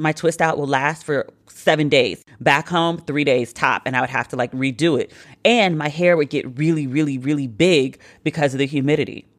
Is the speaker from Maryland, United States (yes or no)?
yes; Maryland, United States; I was a kid growing up in Maryland